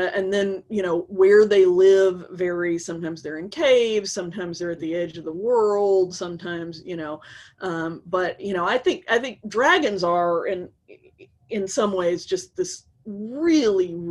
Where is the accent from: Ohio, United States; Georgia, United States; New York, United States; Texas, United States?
Georgia, United States; Atlanta; I grew up in Atlanta